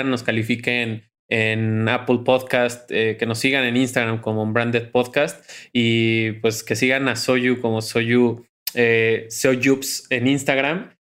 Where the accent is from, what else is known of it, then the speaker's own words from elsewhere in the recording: Mexico; Yo creo que como mexicanos siempre alguien nos sonríe porque prueba la comida mexicana.